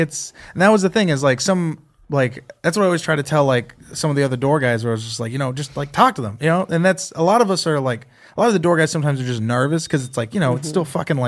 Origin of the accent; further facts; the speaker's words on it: San Jose, California, United States; also born or lived in Temecula; I grew up in Eastside San Jose, but I don't sound like my cousins.